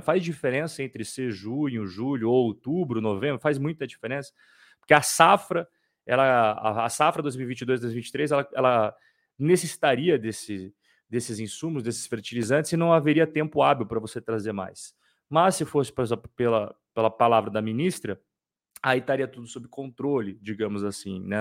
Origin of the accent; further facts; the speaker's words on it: Curitiba, Paraná, Brazil; Curitiba, meus compatriotas de Curitiba, os curitibanos